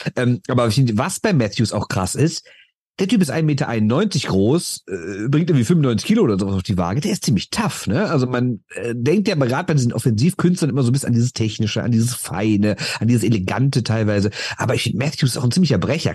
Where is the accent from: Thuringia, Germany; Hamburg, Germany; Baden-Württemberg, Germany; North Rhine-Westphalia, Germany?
North Rhine-Westphalia, Germany; Düsseldorf; Ich bin aus Düsseldorf